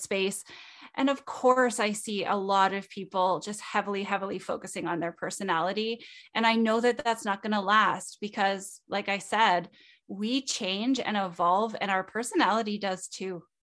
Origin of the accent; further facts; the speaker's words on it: Canada; I'm Canadian.